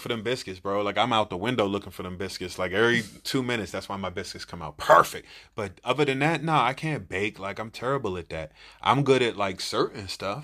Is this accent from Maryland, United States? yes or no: yes; Silver Spring, Maryland, United States; I'm from Silver Spring